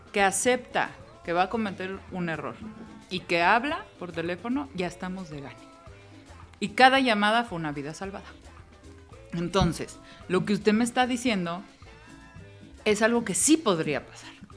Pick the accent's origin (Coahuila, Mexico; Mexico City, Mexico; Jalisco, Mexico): Mexico City, Mexico; nosotros que somos chilangos, capitalinos de feños